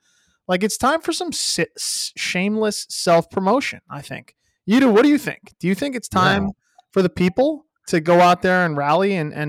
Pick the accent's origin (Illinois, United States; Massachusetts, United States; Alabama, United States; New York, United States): Alabama, United States; I am from Alabama. People didn't know.